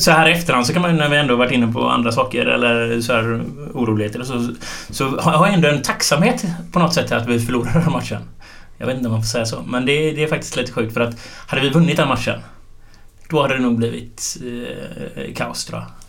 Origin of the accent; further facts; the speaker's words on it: Gothenburg, Västra Götaland, Sweden; jag bodde varannan vecka eller ja, lite sådär i Tynnered och varannan vecka i Linné